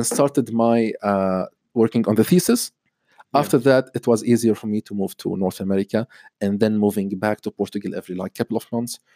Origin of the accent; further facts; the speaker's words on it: Lebanon; moved away as an adult; I was born and raised in Lebanon.